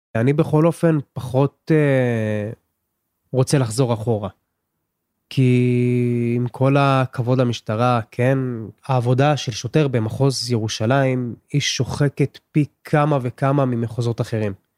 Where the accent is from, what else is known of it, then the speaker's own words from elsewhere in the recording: Jerusalem, Jerusalem District, Israel; בן 30, מירושלים